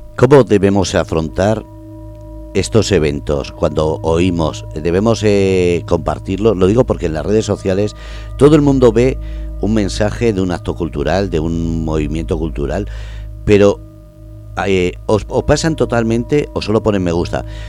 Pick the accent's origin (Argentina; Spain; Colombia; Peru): Spain; Basque Country; soy vasco